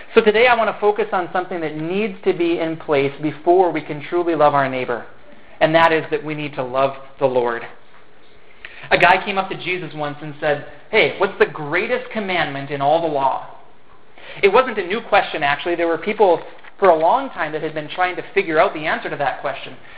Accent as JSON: {"language": "English", "town": "Fergus Falls", "region": "Minnesota", "country": "United States", "tie": "born or raised there", "said": "I grew up in Fergus Falls here"}